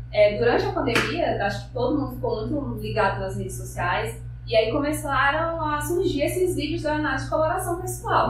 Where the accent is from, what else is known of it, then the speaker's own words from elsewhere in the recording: Brasiléia, Acre, Brazil; also born or lived in Rio Branco; eu nasci em Brasileia, né, que, aqui no Alto Acre. Uhum. É, morei lá até os meus 17